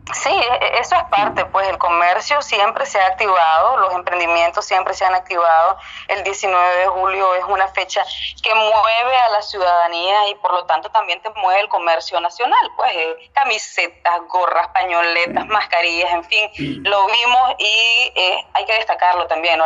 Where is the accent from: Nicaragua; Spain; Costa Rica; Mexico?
Nicaragua; Estelí; yo soy de Estelí, don Jorge, nací allá